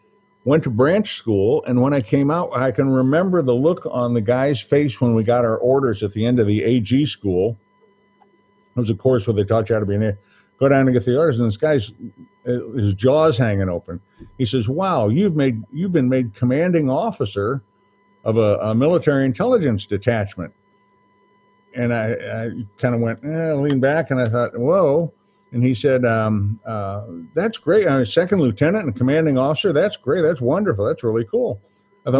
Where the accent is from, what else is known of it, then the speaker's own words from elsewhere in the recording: St. Louis, Missouri, United States; also born or lived in New Orleans, Louisiana; They moved to St. Louis when I was about 3 years old, and I came with them